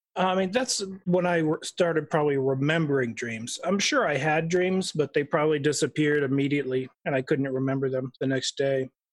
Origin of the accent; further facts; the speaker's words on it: Idaho, United States; I was born in Idaho